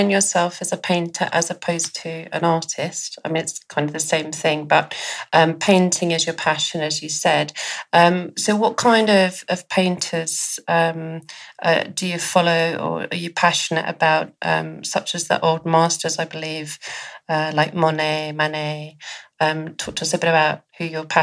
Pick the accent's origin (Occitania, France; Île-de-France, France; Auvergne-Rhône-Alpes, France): Occitania, France; Montpellier; English is a second language; moved away as an adult; also born or lived in Paris, France; now in Los Angeles, United States; I grew up in south of France, in Montpellier.